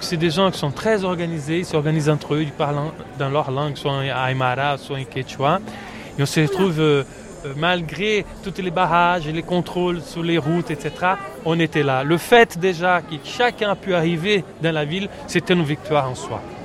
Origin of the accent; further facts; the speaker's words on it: Brazil; French is a second language; moved away; en tant que Brésilien